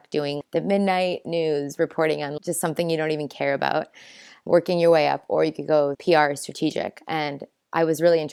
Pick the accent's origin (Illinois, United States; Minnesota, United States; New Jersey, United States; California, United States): Minnesota, United States; moved away as an adult; also born or lived in Chicago; now in New Zealand; I am from Minnesota originally, where I was born and raised.